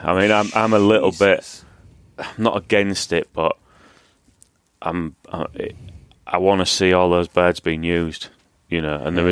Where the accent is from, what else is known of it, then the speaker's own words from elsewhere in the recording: Hull, Yorkshire and the Humber, United Kingdom; moved away as an adult; where I grew up in Hull